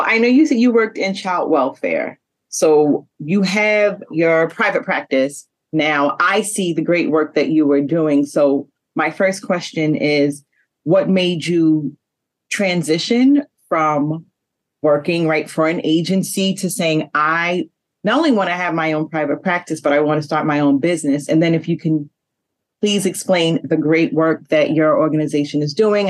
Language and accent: English; New York City, New York, United States; We are from Queens, New York